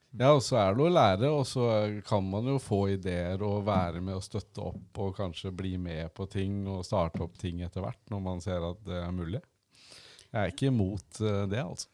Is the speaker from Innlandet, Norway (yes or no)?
yes; Gjøvik, Innlandet, Norway; moved away as an adult; also born or lived in Oslo; Jeg kommer fra Gjøvik og bodd i Oslo mange år